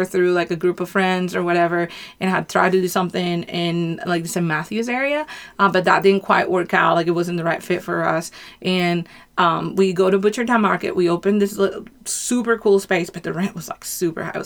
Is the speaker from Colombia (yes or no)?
yes; Colombia; now in United States; I'm from Colombia